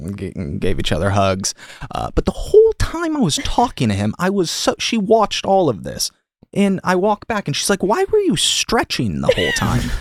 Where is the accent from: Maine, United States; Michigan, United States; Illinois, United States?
Michigan, United States; now in Los Angeles, United States; I'm from Michigan, so Stafford